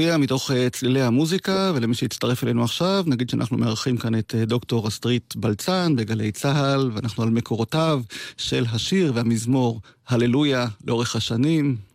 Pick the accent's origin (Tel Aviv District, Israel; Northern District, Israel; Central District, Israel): Northern District, Israel; Degania Alef; בקיבוץ דגני א', נולדתי וגדלתי שם